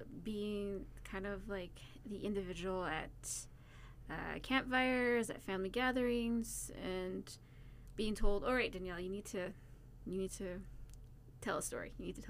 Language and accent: English; Thompson, Manitoba, Canada; born there; also born or lived in Crane River / Winnipeg / Brandon; we've lived pretty much all over Manitoba. I was born in Thompson. I lived in Crane River, Winnipeg, Brandon.